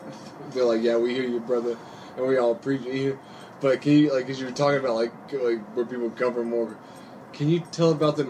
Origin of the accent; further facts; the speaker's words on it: Appalachia, United States; I'm from the East Coast, Appalachia, whatever.